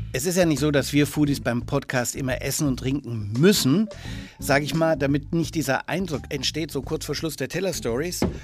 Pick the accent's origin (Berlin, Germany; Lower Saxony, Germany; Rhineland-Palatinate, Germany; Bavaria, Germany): Bavaria, Germany; Franconia; Als Franke